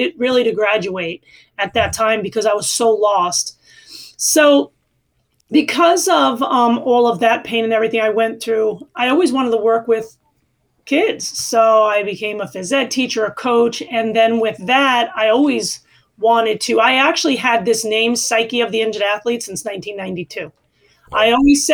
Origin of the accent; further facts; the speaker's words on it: New York City, New York, United States; moved away as an adult; also born or lived in Arizona; I come from Queens, New York, and I played basketball at Christ the King High School